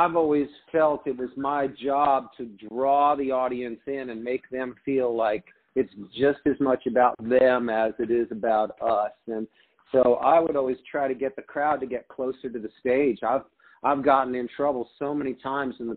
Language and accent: English; Arizona, United States; also born or lived in Detroit, Michigan; I grew up in Arizona, and my grandmother, my whole family is from Michigan originally